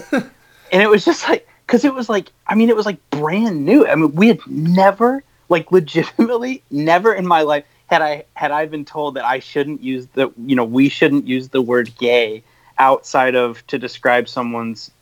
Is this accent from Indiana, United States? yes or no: yes; South Bend, Indiana, United States; moved away; also born or lived in northern Michigan; I grew up in South Bend and Indiana